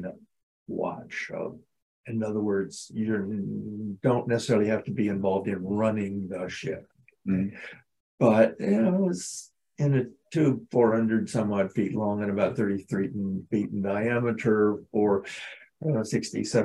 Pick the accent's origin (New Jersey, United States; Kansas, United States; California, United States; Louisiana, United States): Kansas, United States; Southeast; moved away as an adult; now in Elmira, United States; I grew up in Southeast Kansas